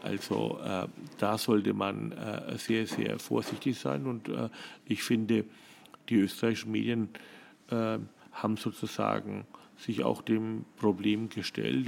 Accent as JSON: {"language": "German", "country": "Germany", "moved": "as an adult", "lives_now": "Vienna, Austria", "said": "als Deutscher"}